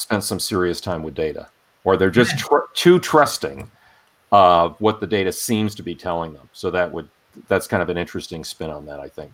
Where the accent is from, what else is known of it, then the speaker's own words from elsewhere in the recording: Rhode Island, United States; I grew up in Rhode Island